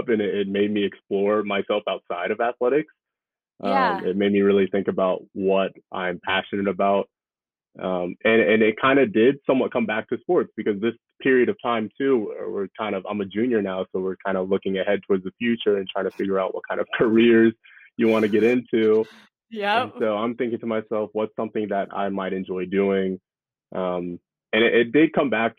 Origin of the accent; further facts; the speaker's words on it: Austin, Texas, United States; also born or lived in New Orleans, Louisiana; now in New York, United States; Moved to Texas